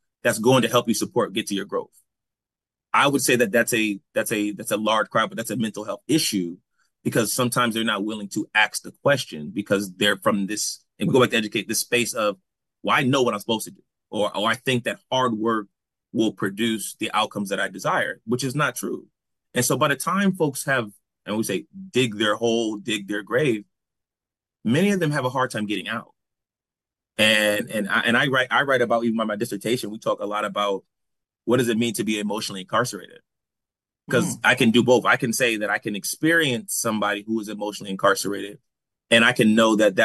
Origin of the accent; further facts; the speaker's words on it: New Haven, Connecticut, United States; moved away; growing up in New Haven